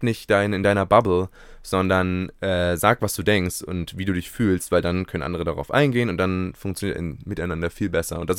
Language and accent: German; Berlin, Germany; selbst in Berlin, wo ich groß geworden bin, gibt es ja nicht so einen